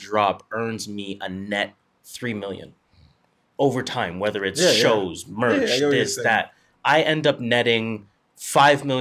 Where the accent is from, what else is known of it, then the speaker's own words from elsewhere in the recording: Toronto, Ontario, Canada; we're from Toronto